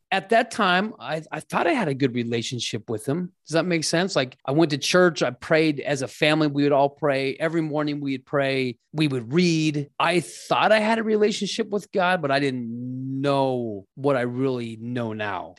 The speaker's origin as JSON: {"language": "English", "town": "Scottsdale", "region": "Arizona", "country": "United States", "tie": "born or raised there", "also_born_or_lived": "Mesa", "said": "I grew up in Scottsdale"}